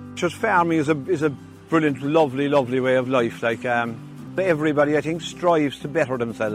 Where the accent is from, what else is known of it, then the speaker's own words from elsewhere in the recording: Timoleague, Munster, Ireland; I'm from Timoleague in West Cork here. We're dairy farming in Timoleague and we're part of the Teagasc Agricultural Catchment Programme. Clonakilty is at one side of us and Kinsale will be at the other side of us.